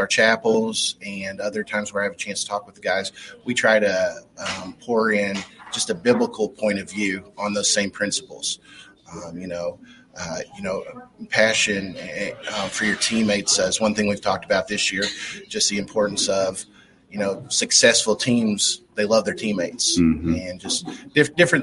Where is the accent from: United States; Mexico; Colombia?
United States; Lee County, Kentucky; I'm from Lee County, about an hour away.